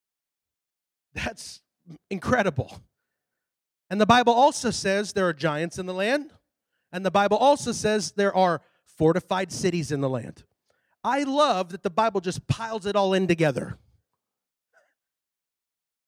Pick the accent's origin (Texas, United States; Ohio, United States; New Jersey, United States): Texas, United States; I'm from Texas.